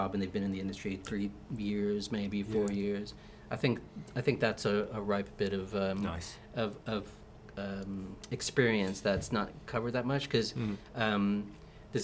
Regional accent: South Texas, United States; moved away; Back home we had this breakfast. So I'm from South Texas

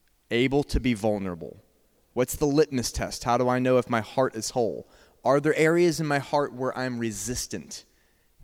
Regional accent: Georgia, United States; I'm from Georgia.

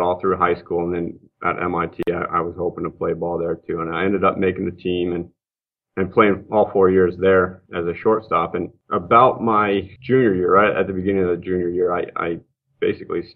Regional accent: Montana, United States; also born or lived in Massachusetts; I'm from Montana. I'm actually from here originally. Grew up here

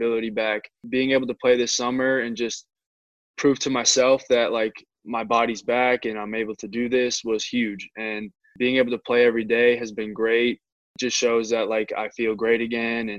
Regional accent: Methuen, Massachusetts, United States; I grew up in Methuen

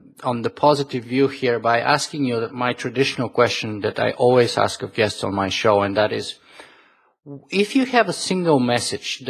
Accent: Bulgaria; moved away; I come originally from Bulgaria

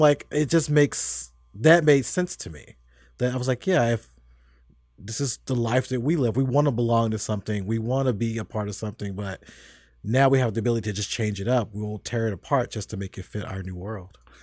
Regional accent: United States; also born or lived in Tennessee / Kentucky; I grew up in Tennessee and Kentucky

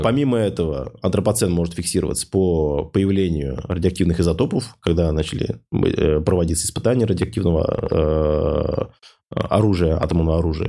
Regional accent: Ufa, Bashkortostan, Russia; в городе Уфа, откуда я родом

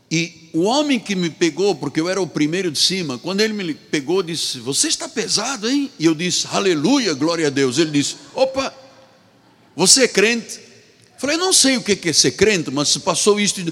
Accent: Angola; moved away as an adult; also born or lived in Portugal; eu sou angolano, sou africano.

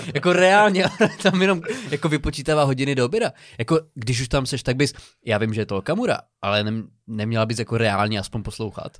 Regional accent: Přerov, Olomouc Region, Czechia; pocházím z, z Přerova

